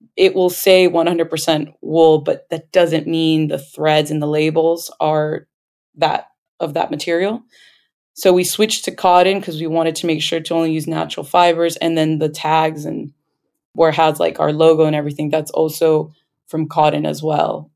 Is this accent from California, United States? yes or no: yes; Los Angeles, California, United States; We are both born and raised in Los Angeles, California, but our parents are from Peru, the Andes part.